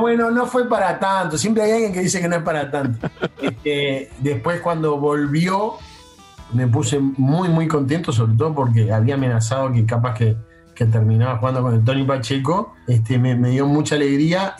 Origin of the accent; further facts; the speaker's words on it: Uruguay; los uruguayos pensamos que tenemos, que sabemos algo de esto que no todo el mundo lo sabe